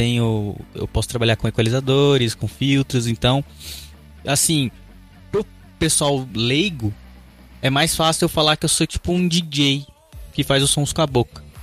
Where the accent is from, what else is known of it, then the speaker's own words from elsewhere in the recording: Curitiba, Paraná, Brazil; sou de Curitiba